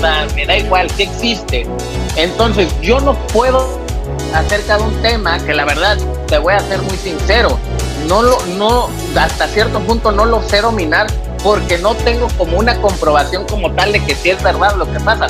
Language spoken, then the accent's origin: Spanish; Acapulco, Guerrero, Mexico; yo vengo de Acapulco